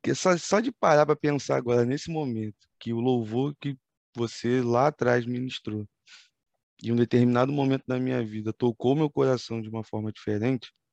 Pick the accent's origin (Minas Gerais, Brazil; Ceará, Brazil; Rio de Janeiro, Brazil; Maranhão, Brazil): Rio de Janeiro, Brazil; É como bom carioca a gente fala